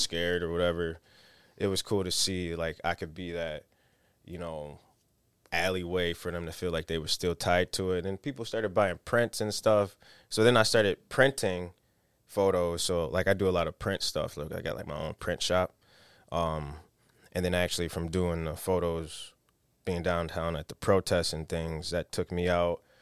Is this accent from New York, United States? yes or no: yes; Rochester, New York, United States; I'm from Rochester.